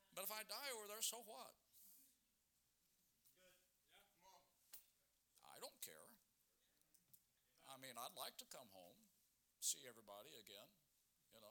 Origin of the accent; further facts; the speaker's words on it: Hilliard, Ohio, United States; we grew up in Hilliard